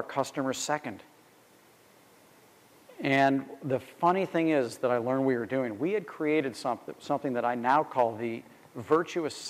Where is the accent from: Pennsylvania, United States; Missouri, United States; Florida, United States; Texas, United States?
Missouri, United States; St. Louis; being a kid growing up in St. Louis